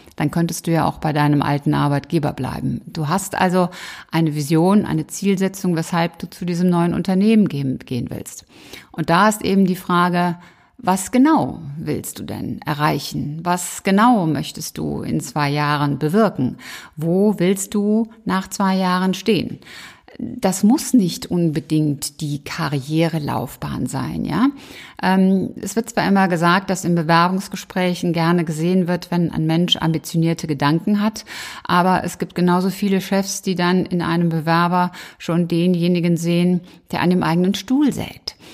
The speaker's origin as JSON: {"language": "German", "town": "Cologne", "region": "North Rhine-Westphalia", "country": "Germany", "tie": "born or raised there", "said": "in Köln, in meiner Heimat"}